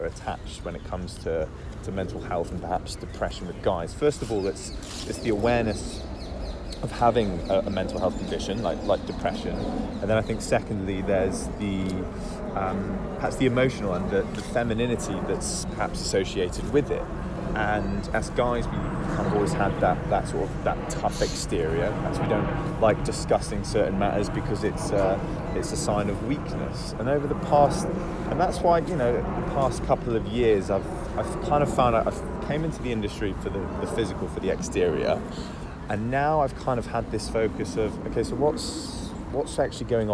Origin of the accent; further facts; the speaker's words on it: Wales, United Kingdom; now in London, United Kingdom; we're both from Wales originally